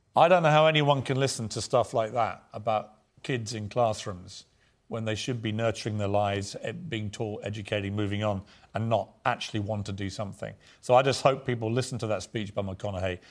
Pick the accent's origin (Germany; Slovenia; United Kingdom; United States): United Kingdom; as a Brit